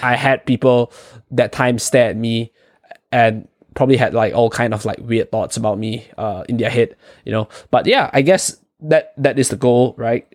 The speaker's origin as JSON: {"language": "English", "country": "Malaysia", "moved": "yes", "said": "Chong and I, we are from, originally from Malaysia"}